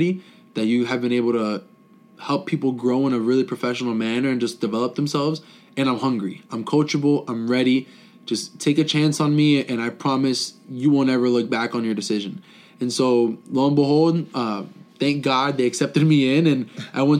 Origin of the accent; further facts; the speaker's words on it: South Florida, United States; moved away as an adult; I was born and raised in South Florida, the whole Fort Lauderdale, Miami area for 19 years of my life